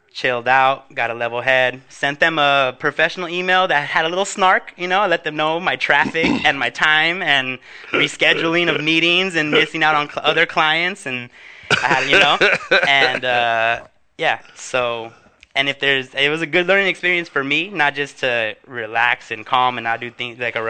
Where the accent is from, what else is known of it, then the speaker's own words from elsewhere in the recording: Huntington Park, California, United States; my hometown of Huntington Park